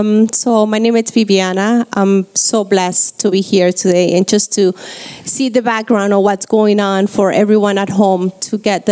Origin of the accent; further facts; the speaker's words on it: Argentina; now in London, Canada; I am from South America. I'm from Argentina. Proud to be Argentinian.